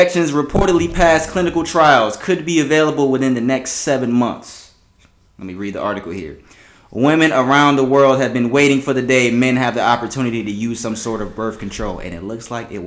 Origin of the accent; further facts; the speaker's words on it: Florida, United States; I love my state, y'all. I love my home state, but Florida's getting out of hand